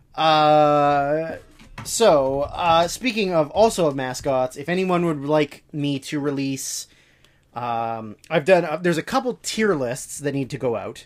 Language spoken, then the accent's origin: English; Canada; growing up as a Canadian